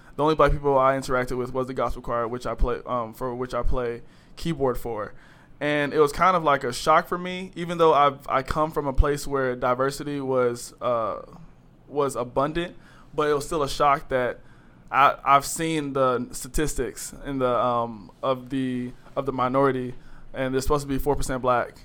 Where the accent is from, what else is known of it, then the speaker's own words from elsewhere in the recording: Greensboro, North Carolina, United States; moved away; I'm from Greensboro, North Carolina